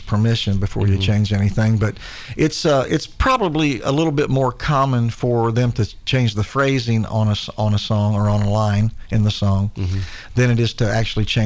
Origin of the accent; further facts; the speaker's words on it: Chillicothe, Ohio, United States; I'm from Chillicothe, Ohio